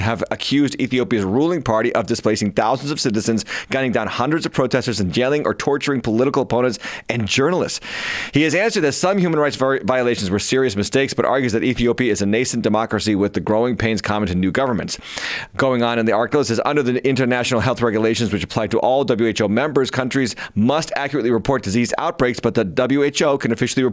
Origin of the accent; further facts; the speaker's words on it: United States; As an American